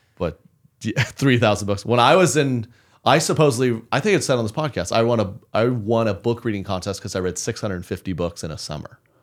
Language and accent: English; Oklahoma City, Oklahoma, United States; moved away; my Oklahoma City, my hometown show